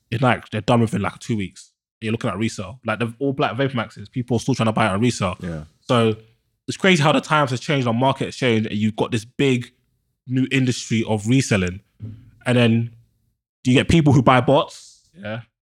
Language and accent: English; London, United Kingdom; I'm from Northwest.